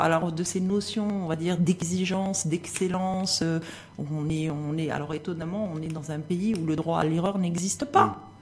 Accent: Morocco; en tant que marocaine

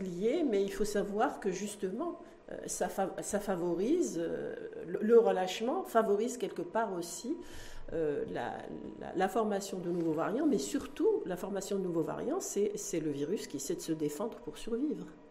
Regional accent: Morocco; chez nous au Maroc

